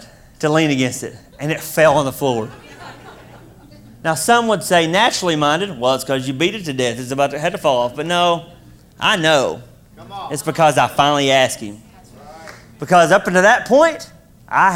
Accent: Kentucky, United States; I'm from Kentucky.

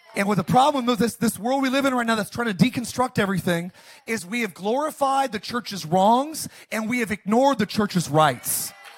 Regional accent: Palmdale, California, United States; I grew up in Palmdale, Lancaster

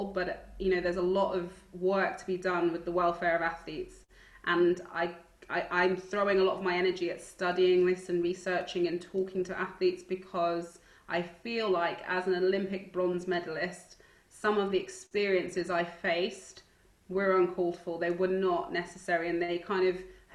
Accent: Stonebridge, London, United Kingdom; where I grew up in Stonebridge

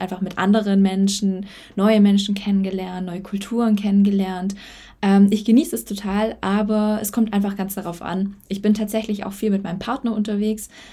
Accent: Germany; moved away as an adult; now in Spain; ich äh, Deutsche bin, also ich bin in Deutschland geboren

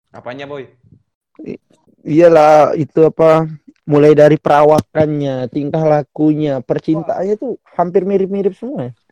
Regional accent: Penajam Paser Utara, East Kalimantan, Indonesia; Aku asalnya dari Kalimantan Timur ya, dari Kabupaten Penajam Pasir Utara yang katanya mau jadi ibu kota.

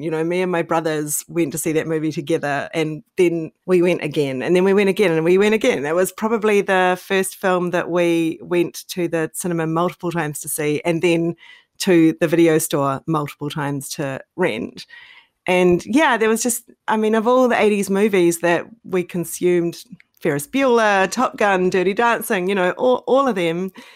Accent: New Zealand; I grew up in New Zealand.

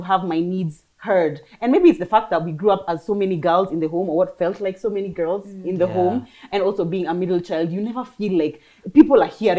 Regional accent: Kenya; now in United Kingdom; So I grew up in Kenya through and through.

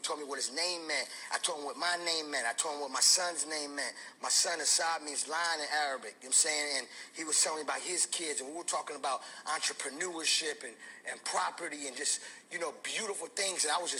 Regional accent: United States; Because I'm American, but I'm Palestinian. I'm a Palestinian American. I'm Arabic.

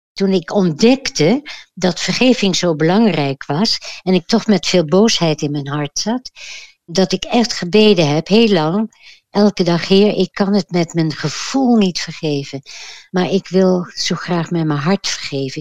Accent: The Hague, South Holland, Netherlands; ik ben geboren in Den Haag

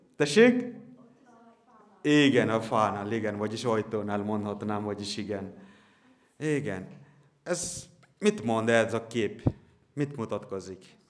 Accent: near Kolkata, West Bengal, India; Hungarian is a second language; now in Hungary; szintén Indiából származom

